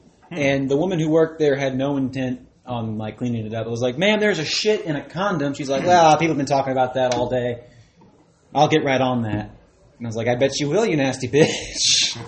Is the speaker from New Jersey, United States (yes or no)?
no; Patton, Missouri, United States; moved away; I'm originally from Patton, Missouri.